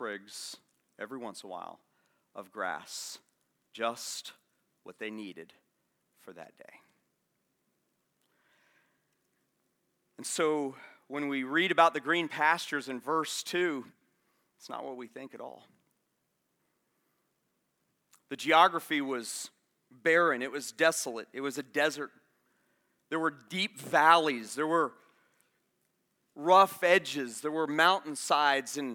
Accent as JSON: {"language": "English", "region": "Florida", "country": "United States", "also_born_or_lived": "Atlanta", "moved": "yes", "said": "I'm from Florida"}